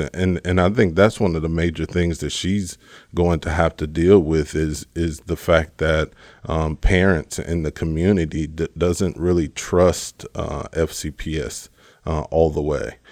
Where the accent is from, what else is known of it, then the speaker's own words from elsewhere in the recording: Richwood, Texas, United States; moved away as an adult; now in Frederick, United States; I'm from a small little town right outside of Houston called Richwood, um, Richwood, Texas is where I'm raised